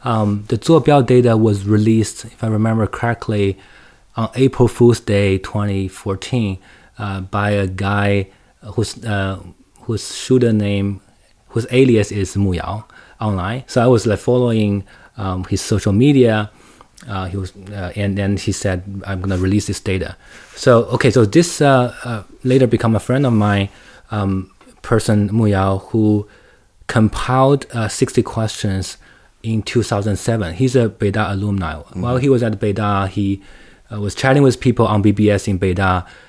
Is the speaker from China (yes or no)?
yes; Shanghai, China; English is a second language; Like, just speaking of me, I grew up in Shanghai. I spent most of my time in the cities, well, and in universities and schools.